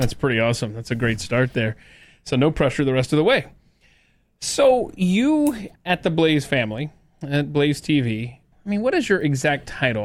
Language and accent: English; the South, United States; any child growing up in the South